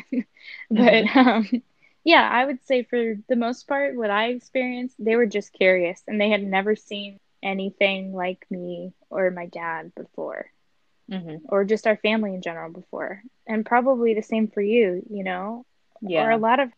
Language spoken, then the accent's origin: English; Japan; growing up in Japan